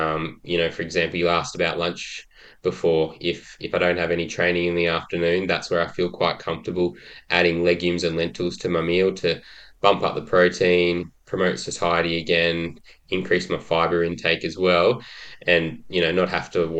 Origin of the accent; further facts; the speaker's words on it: Brisbane, Queensland, Australia; also born or lived in Gold Coast / Sydney; I was born on the Gold Coast and moved around a lot. I was lucky enough to live in Sydney during the Olympics, which certainly planted the seed for my passion for Olympics today. But I went to school predominantly in Brisbane